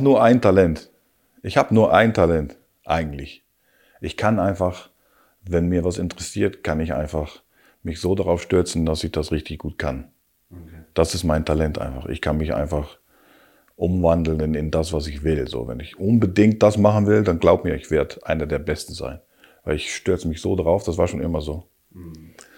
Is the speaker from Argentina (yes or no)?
no; Rotterdam, South Holland, Netherlands; also born or lived in Hamburg / Hanover; now in Berlin, Germany; ich bin natürlich Haferjung, ich komme aus Rotterdam